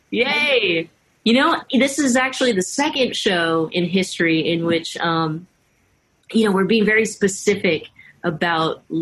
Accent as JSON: {"language": "English", "country": "United States", "tie": "born there", "said": "And even for myself, you know, I was born here in the States, but hearing my mom talk about coming to America is always incredibly emotional."}